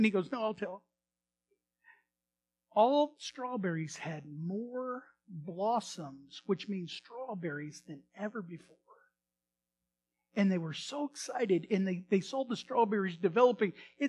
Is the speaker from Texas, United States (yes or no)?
yes; Texas, United States; anyway, we're ranchers, cowboys. Always love going out of the area, and we're from Texas.